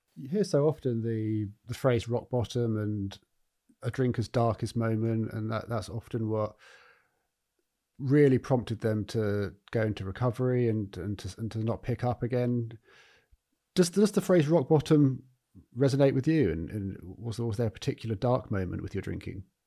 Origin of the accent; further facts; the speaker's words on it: Eastbourne, South East England, United Kingdom; now in Brighton, United Kingdom; Eastbourne, and that, you know, that's, um, that's my hometown. And, uh, I don't live there anymore, but I'm, I'm in Brighton.